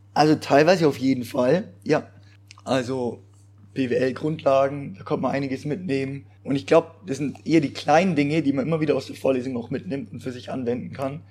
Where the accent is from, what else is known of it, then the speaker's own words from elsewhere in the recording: Allgäu, Bavaria, Germany; moved away as an adult; now in Pforzheim, Germany; ich komme aus dem Allgäu